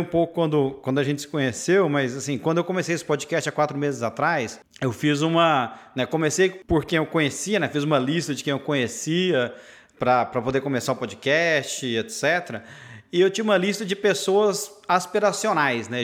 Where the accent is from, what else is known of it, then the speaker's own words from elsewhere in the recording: Patrocínio, Minas Gerais, Brazil; now in United States; Eu sou mineiro, cresci em patrocínio interior de Minas